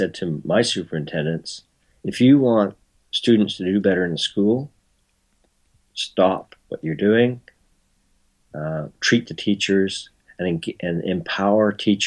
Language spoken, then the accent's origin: English; Toronto, Ontario, Canada; born or raised there; also born or lived in Belfast, Northern Ireland